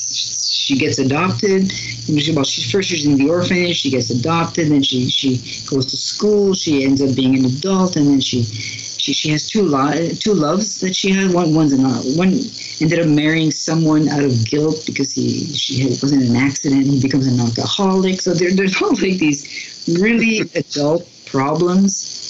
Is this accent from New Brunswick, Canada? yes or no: yes; New Brunswick, Canada; also born or lived in Schefferville, Quebec, Canada; I'm from New Brunswick in Canada, but my parents for a while moved when I was really young to Quebec